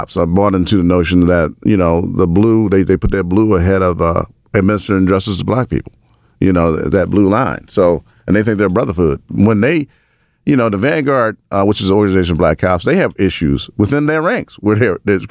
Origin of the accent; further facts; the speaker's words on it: Baltimore, Maryland, United States; I grew up in the projects. I grew up in the Murphy homes